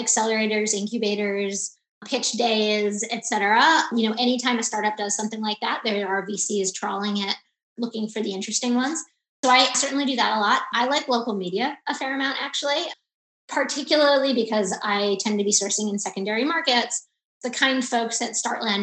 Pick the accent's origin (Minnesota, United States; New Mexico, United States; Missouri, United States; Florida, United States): Florida, United States; South; now in Chicago, United States; I'm actually originally from South Florida